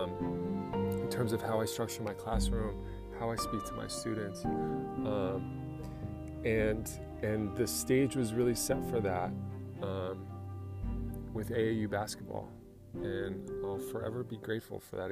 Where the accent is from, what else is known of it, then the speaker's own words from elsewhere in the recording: Califon, New Jersey, United States; I grew up in Califon